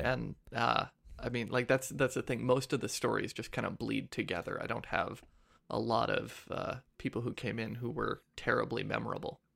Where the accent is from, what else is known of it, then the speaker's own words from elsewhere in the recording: Ladysmith, British Columbia, Canada; also born or lived in Saskatchewan; now in Ottawa, Canada; I was raised in B C